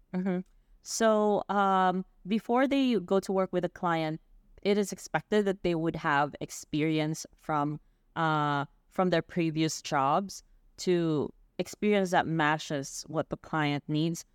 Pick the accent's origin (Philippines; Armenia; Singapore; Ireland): Philippines; I grew up in the Philippines